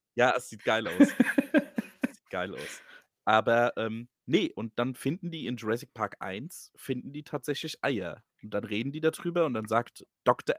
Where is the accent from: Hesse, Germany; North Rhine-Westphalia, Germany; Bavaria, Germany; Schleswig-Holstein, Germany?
Hesse, Germany; accent: Hessian; mein hessischer Akzent